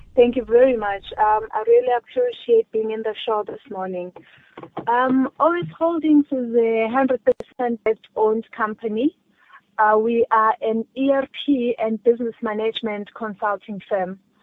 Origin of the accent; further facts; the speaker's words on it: South Africa; as a South African, as a black child